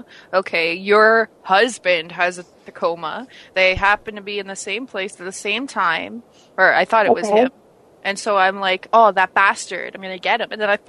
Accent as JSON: {"language": "English", "country": "Canada", "said": "Are you making fun of me because I'm Canadian?"}